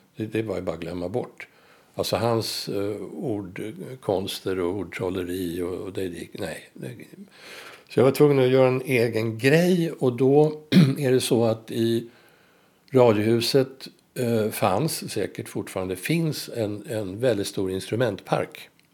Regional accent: Stockholm, Stockholm County, Sweden; jag är född och uppvuxen i Blås ut, nära, var som, nära Globen

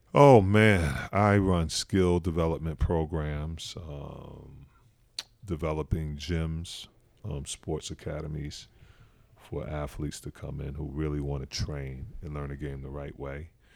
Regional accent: Newark, New Jersey, United States; moved away; also born or lived in Utah; I'm coming from Newark

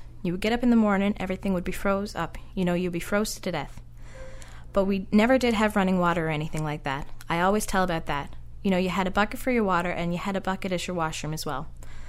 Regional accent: Petty Harbor, Newfoundland and Labrador, Canada; that's kind of like a fantastic little hilarious memory of growing up in Petty Harbor.

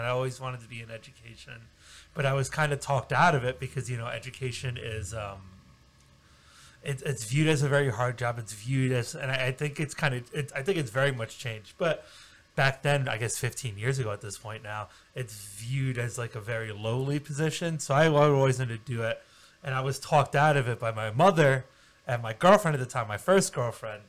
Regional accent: New York City, New York, United States; I'm from Queens

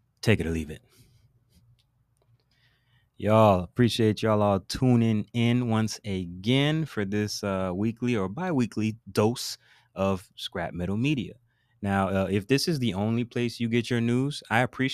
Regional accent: United States; we're American

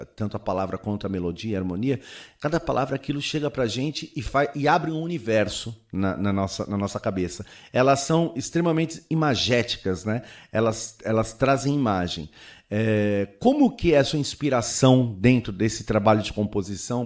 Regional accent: Santos, São Paulo, Brazil; sou de Santos

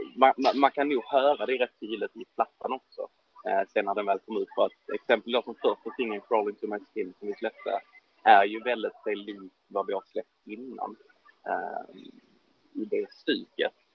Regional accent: Ystad, Skåne, Sweden; min hemstad Ystad

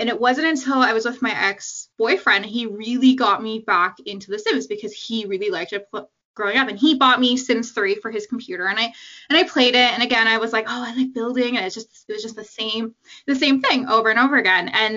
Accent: Canada; I'm from Canada. I've always lived in Canada

